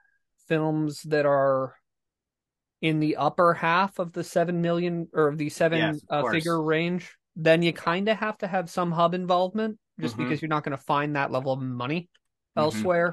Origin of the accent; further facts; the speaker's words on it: Steamboat Springs, Colorado, United States; also born or lived in Denver, Colorado; I grew up in Colorado. In a small town called Steamboat Springs, and I went to film school in Denver